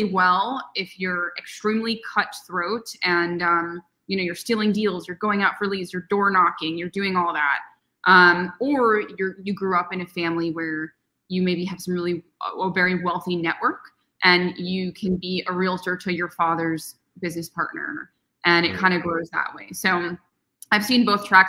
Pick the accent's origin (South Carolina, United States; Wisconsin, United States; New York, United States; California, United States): New York, United States; New York City; moved away as an adult; also born or lived in Arizona / Bay Area; I'm born and raised in New York. I lived in Manhattan until I was 22